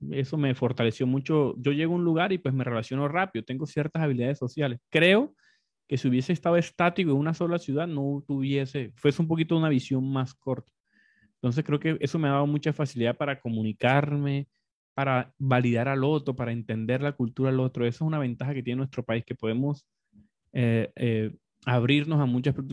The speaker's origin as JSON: {"language": "Spanish", "country": "Colombia", "tie": "born or raised there", "said": "yo nací en la parte occidental de Colombia, pero me crié en diferentes contextos, costa, en Colombia somos muy multi, multiregionales, como muy diversos"}